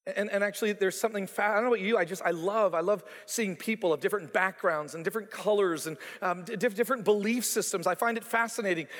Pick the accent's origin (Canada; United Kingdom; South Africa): Canada; moved away as an adult; also born or lived in Toronto, Ontario / Calgary, Alberta / Joplin, Missouri; now in Stillwater, United States; I was born on May seventeenth, nineteen sixty-eight, in Canada for a reason. I was raised in Toronto and then later on in Calgary